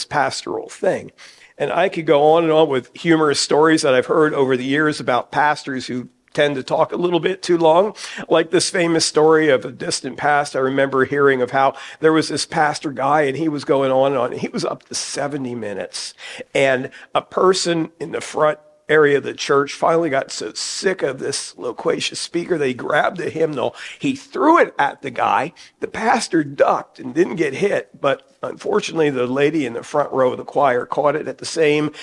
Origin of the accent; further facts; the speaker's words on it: New Jersey, United States; moved away as an adult; now in Hagerstown, United States; Back in my home state of New Jersey, I grew up in a church involvement in my teenage years